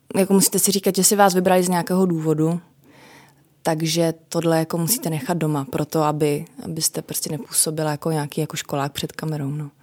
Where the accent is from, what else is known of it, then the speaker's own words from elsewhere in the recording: Moravia, Czechia; pocházím z Moravy